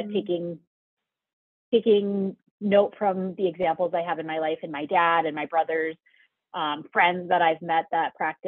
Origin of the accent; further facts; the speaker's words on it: Dickinson, North Dakota, United States; now in Horace, United States; I grew up in Western North Dakota